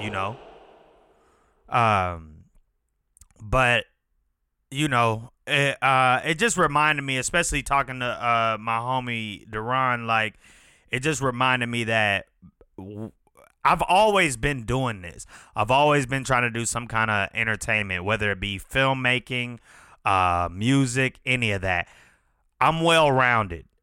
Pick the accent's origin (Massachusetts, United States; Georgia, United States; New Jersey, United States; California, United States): Georgia, United States; Chamblee; we grew up together in Shambly